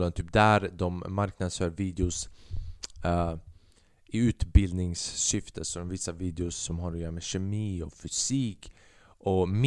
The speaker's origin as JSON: {"language": "Swedish", "country": "China", "said": "Man kan säga att jag är en kines. Man kan säga att jag är en kines och det är okej okay för mig att skämta om kineser med böjda ögon."}